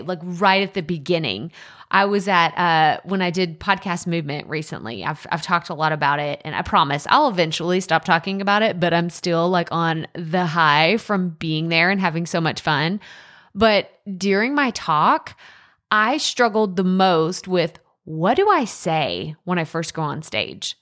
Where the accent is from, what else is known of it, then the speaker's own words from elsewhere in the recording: East Texas, United States; accent: East Texas; that East Texas accent come out real strong, real strong